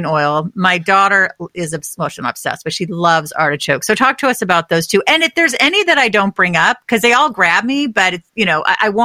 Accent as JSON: {"language": "English", "region": "California", "country": "United States", "tie": "born or raised there", "moved": "as an adult", "lives_now": "New England, United States", "said": "I was raised in California"}